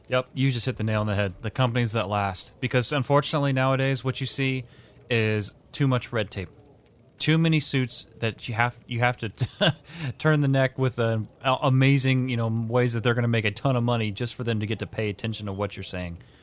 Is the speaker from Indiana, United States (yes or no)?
yes; Indiana, United States; I'm from Indiana.